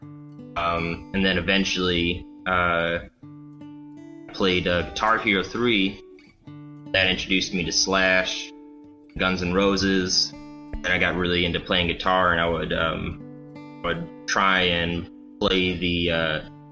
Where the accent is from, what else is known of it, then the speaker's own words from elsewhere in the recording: Rollin, Michigan, United States; also born or lived in Battle Creek, Michigan / Kalamazoo, Michigan; I'm from originally Rolland, Michigan, which is a small highway